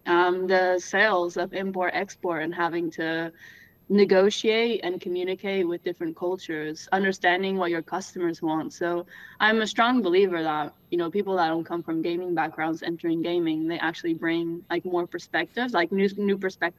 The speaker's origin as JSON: {"language": "English", "country": "Portugal", "tie": "born or raised there", "accent": "Canadian", "said": "See, so I grew up in Portugal. I have a Canadian accent because my mom is Canadian."}